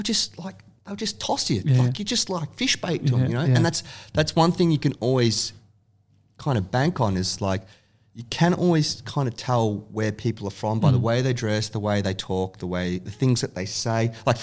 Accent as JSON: {"language": "English", "town": "Williamstown", "region": "Victoria", "country": "Australia", "tie": "born or raised there", "said": "I grew up like kind of Williamstown, Newport area."}